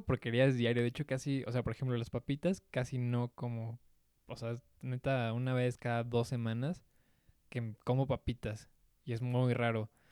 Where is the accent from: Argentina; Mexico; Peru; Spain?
Mexico; aquí en mi país, güey, porque sí, la neta, ser mexicano